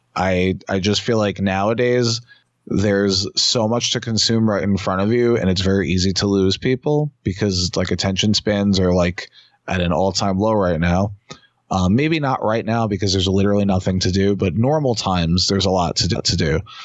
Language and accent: English; New York City, New York, United States; years ago when I was younger, there was where I grew up in Queens